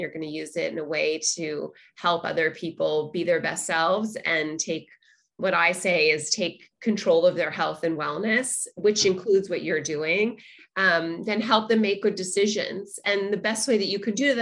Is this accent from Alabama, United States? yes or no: no; Los Angeles, California, United States; I grew up in Los Angeles